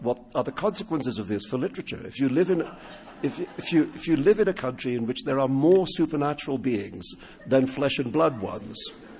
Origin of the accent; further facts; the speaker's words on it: Mumbai, Maharashtra, India; first language Urdu; English is a second language; moved away; in Bombay alone, where I grew up, there's Hindi, which is like the national language. There's Urdu, which is my mother tongue. There was Gujarati and Marathi, which were the major regional languages. And there was English, which was the language of education for people like me